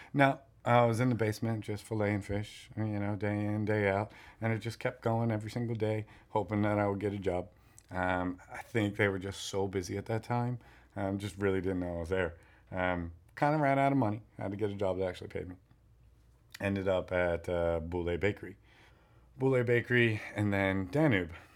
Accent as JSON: {"language": "English", "region": "New York", "country": "United States", "tie": "born or raised there", "moved": "as an adult", "lives_now": "Miami, United States", "said": "growing up in New York"}